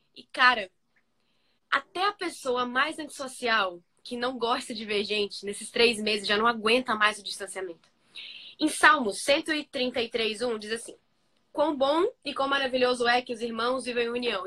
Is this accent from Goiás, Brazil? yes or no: no; Bahia, Brazil; eu que sou da Bahia